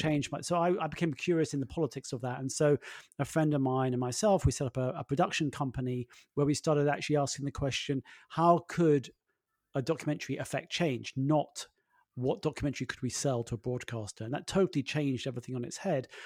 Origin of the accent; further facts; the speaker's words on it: London, United Kingdom; I grew up in London